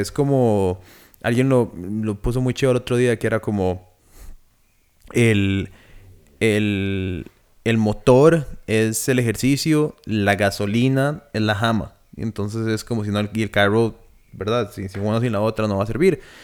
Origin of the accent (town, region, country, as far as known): Costa Rica